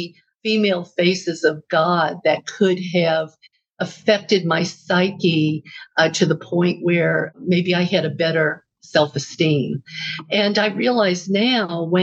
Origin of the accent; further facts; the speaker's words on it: New Orleans, Louisiana, United States; now in California, United States; I was born in New Orleans, which is the Bible Belt